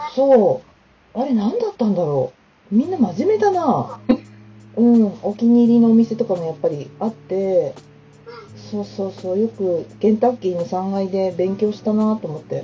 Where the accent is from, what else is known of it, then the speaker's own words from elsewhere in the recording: Numazu, Shizuoka, Japan; 私もね、沼津出身